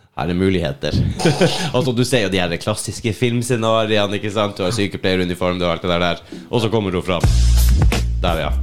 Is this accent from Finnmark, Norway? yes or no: yes; Finnmark, Norway